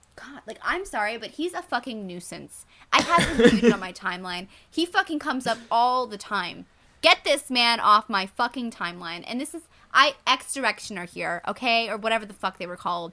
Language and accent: English; Canada; I'm Canadian